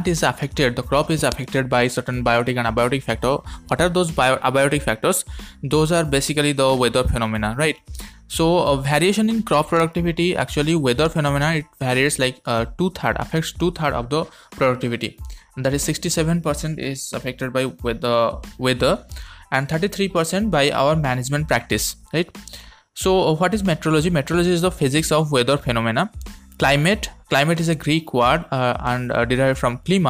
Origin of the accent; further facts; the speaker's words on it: India; from India.